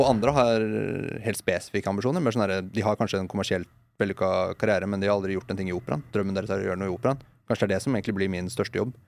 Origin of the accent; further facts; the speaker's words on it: Moss, Østfold, Norway; now in Oslo, Norway; jeg vokste opp i Moss